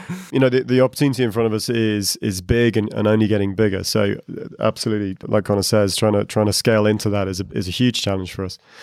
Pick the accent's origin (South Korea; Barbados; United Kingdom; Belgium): United Kingdom; moved away as an adult; also born or lived in Asia; now in Dublin, Ireland; I'm a Brit. I just moved to Dublin to Ireland.